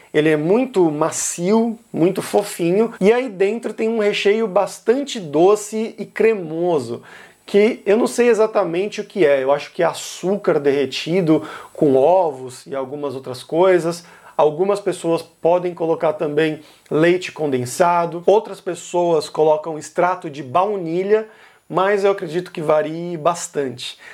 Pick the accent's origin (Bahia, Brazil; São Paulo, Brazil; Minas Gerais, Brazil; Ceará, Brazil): São Paulo, Brazil; moved away; quando eu era criança, adolescente, enfim, crescendo em São Paulo